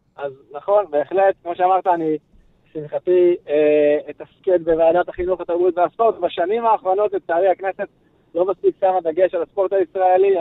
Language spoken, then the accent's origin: Hebrew; Jerusalem, Jerusalem District, Israel; וגדלתי במלחה